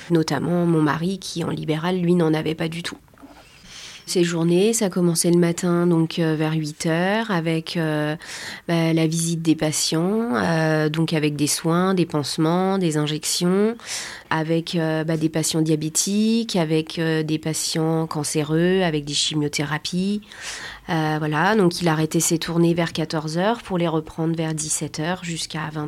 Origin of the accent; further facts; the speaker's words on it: Pays de la Loire, France; moved away as an adult; On était une famille recomposée, on vient de Vendée, on était au Sable pendant 10 ans.